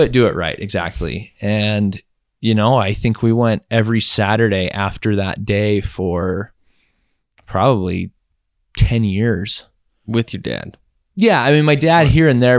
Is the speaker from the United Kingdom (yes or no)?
no; Logan, Utah, United States; born or raised there